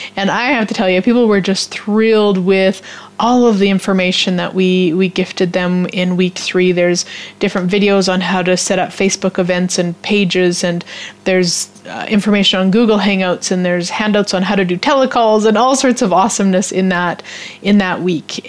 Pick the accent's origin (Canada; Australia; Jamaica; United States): Canada; as a Canadian